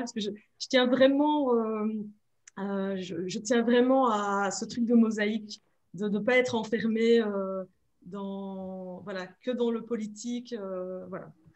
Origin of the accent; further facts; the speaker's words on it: Belgium; also born or lived in Democratic Republic of the Congo; je suis belge, belgo-congolaise